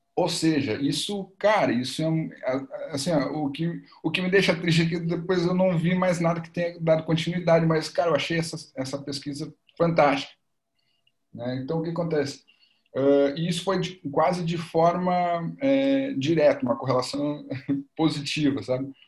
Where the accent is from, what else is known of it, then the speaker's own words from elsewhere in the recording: Porto Alegre, Rio Grande do Sul, Brazil; sou aqui de Porto Alegre, Rio Grande do Sul